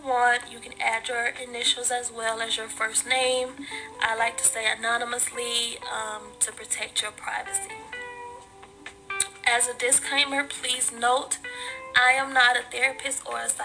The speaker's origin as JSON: {"language": "English", "town": "Atlanta", "region": "Georgia", "country": "United States", "tie": "born or raised there", "lives_now": "Stone Mountain, United States", "said": "I was born and raised in Atlanta, Georgia, currently in Stone Mountain, so I haven't ventured too far away."}